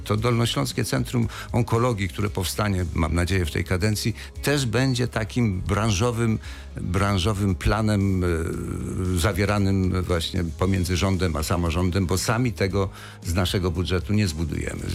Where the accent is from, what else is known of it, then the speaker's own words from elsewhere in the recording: Wrocław, Lower Silesian Voivodeship, Poland; jako wrocławianin